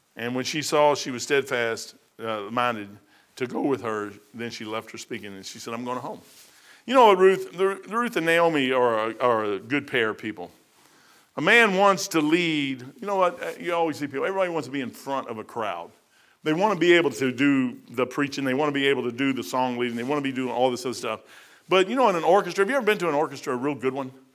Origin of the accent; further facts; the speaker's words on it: Louisville, Kentucky, United States; now in Dayton, United States; I come from Louisville